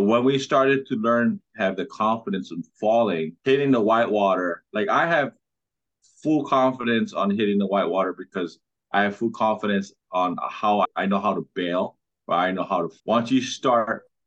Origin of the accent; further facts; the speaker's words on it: Kauai, Hawaii, United States; now in Oahu, United States; I'm from Kauai. I live in Oahu now. This is my home break right there. Surfed since I was 5 years old